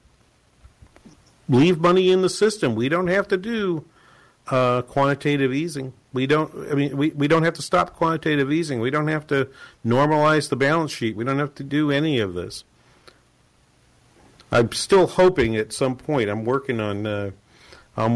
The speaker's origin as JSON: {"language": "English", "region": "New England", "country": "United States", "tie": "born or raised there", "moved": "yes", "said": "I'm from New England, and Boston Logan Airport has always been the airport that I go to."}